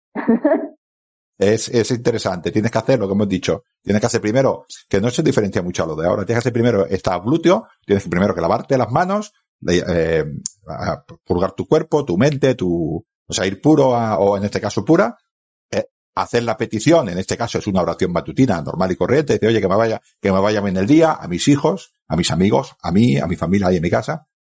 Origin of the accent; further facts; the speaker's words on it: Spain; Yo ahora estoy en mi pueblo, que es en el sur del Ebro, y estoy viendo el Mediterráneo.